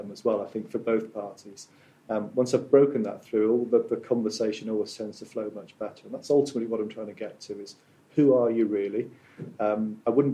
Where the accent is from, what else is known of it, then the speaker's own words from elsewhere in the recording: South Wales, United Kingdom; Born and brought up in South Wales